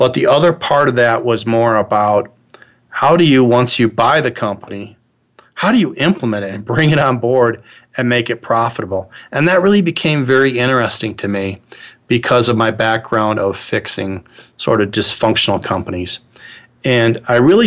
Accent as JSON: {"language": "English", "region": "Midwest", "country": "United States", "tie": "born or raised there", "said": "I'm originally from the Midwest. I'm a child of the 60s. I was born in 1960. Grew up in the Midwest"}